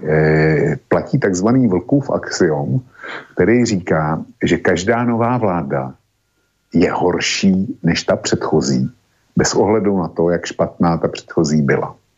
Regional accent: Bohemia, Czechia; u nás v Čechách nic takového neexistuje

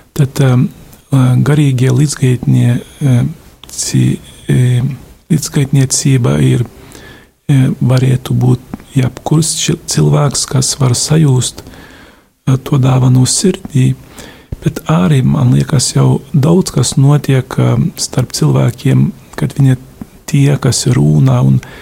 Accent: Lithuania; esmu no Lietuvas

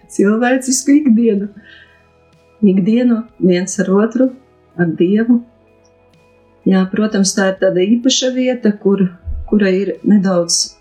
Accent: Nīcgale, Augšdaugava Municipality, Latvia; moved away as an adult; now in Daugavpils, Latvia; Nu, es esmu no Daugopils jau nedaudz vairāk kā 20 gadus, bet esmu dzimusi Nīcgalē. Tur arī, arī puse dzīves nodzīvota Nīcgalē, puse Daugopilī

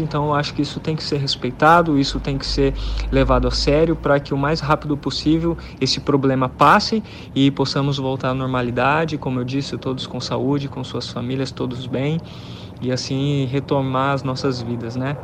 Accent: Campo Grande, Mato Grosso do Sul, Brazil; moved away as an adult; also born or lived in Pernambuco; eu sou natural de Campo Grande, né? Resido aqui em Campo Grande, Mato Grosso do Sul

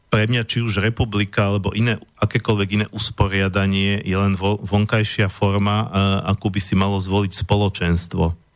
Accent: Slovakia; som hrdý Slovák

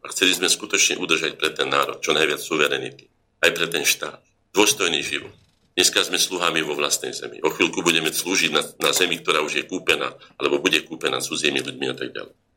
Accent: Slovakia; Ja som sa ako Slovak narodil

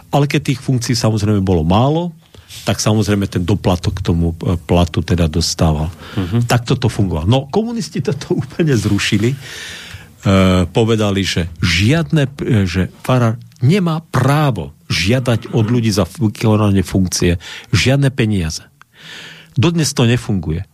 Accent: Košice, Košice Region, Slovakia; ja som Košičan, teda však som vyrastal v Košiciach

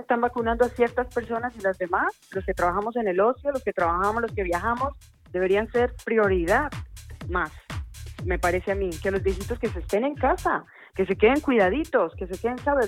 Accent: Cali, Valle del Cauca, Colombia; now in Ibiza, Spain; de Cali, Colombia, residente de Ibiza

